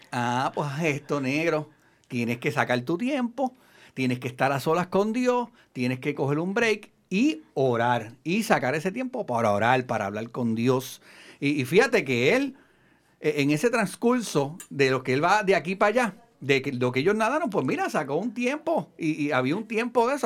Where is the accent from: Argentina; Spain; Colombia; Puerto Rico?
Puerto Rico; los que somos de Puerto Rico.